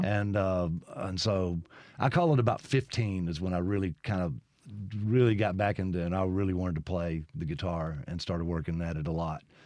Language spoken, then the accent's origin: English; Brandon, Mississippi, United States; also born or lived in Lexington, Kentucky / Nashville / Los Angeles; my family moved back here when I was three months old. So I basically grew up in Brandon